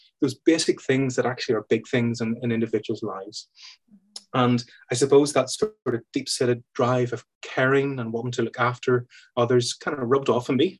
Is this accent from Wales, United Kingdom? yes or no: no; Belfast, Northern Ireland, United Kingdom; I grew up in Belfast, Belfast in Northern Ireland